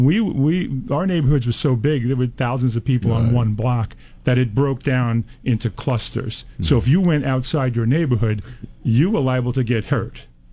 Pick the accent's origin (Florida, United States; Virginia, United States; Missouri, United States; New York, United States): New York, United States; New York City; moved away; I grew up in Brooklyn, New York, in the times when there were gang wars, and the neighborhoods I grew up were divided racially.